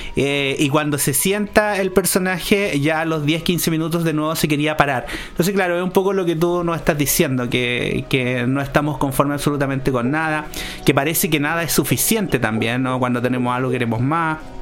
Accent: Chile; los regímenes que vivimos en este país

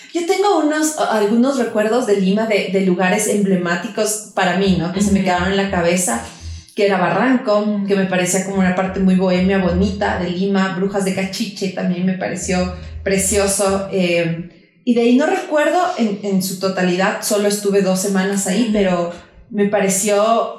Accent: Quito, Pichincha, Ecuador; nosotros como quiteñas hemos venido escuchando muchas cosas de lo que pasa aquí en la ciudad

